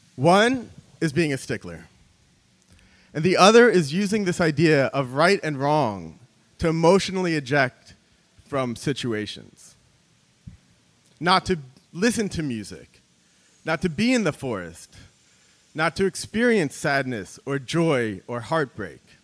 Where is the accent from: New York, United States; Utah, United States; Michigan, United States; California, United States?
New York, United States; I'm from New York